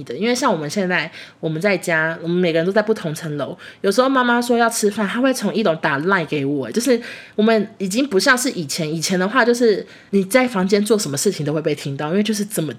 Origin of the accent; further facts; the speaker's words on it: Taichung, Taiwan; moved away as an adult; now in Taipei, Taiwan; 台中家现在距离变远，甚至我们三个小孩都不住在台中了。就是我弟现在在高雄念书，我和我妹都在台北工作。